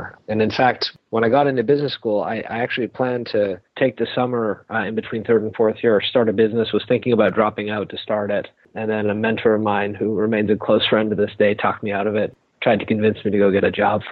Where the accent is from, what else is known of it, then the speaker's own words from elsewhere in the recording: Toronto, Ontario, Canada; also born or lived in California; I'm from Toronto, grew up here